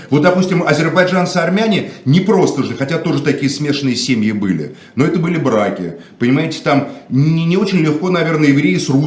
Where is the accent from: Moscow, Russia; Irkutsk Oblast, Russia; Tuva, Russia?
Moscow, Russia; я не считаю себя украинцем. Отец. Я москвич, родился в Москве.